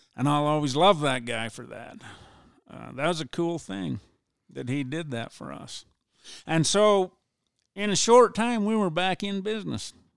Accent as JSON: {"language": "English", "town": "Ephraim", "region": "Utah", "country": "United States", "tie": "born or raised there", "said": "I was born and raised in Ephraim, lived here all my life"}